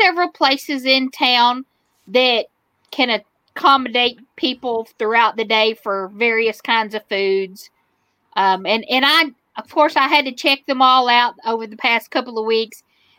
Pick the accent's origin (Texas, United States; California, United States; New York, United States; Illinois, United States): Texas, United States; Cisco; Cisco was my hometown growing up. I was born and raised there.